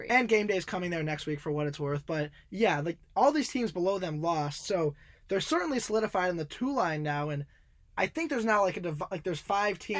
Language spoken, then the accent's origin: English; Illinois, United States; It's my home state